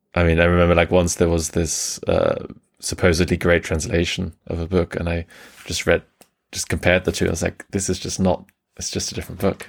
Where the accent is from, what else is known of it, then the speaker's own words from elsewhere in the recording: Germany; also born or lived in England; I was born in England and grew up mainly in Germany